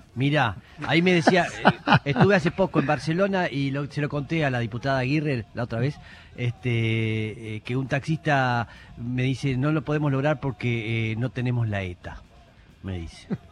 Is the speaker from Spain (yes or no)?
no; Argentina